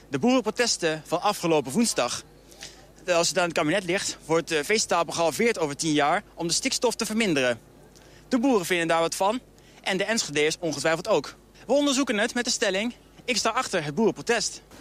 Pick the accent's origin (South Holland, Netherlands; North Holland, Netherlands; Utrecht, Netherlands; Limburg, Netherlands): South Holland, Netherlands; The Hague; ik kom zelf natuurlijk uit Den Haag. Dus ik ben hier eigenlijk toerist op dit moment.